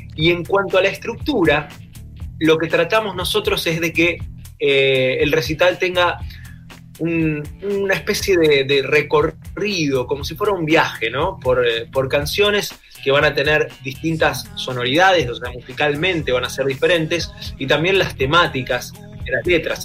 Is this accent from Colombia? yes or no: no; Argentina; somos cuatro instrumentistas de Argentina